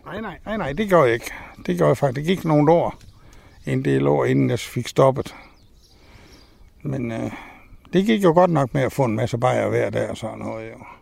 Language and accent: Danish; Tunø, Central Denmark Region, Denmark; born or raised there; also born or lived in Aarhus / Vildbjerg